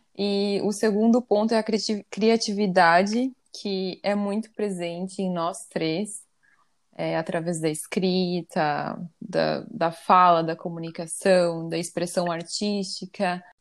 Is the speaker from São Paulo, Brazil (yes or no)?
no; Curitiba, Paraná, Brazil; moved away as an adult; now in Copenhagen, Denmark; eu sou nascida em Curitiba, mas atualmente eu moro em Copenhague, na Dinamarca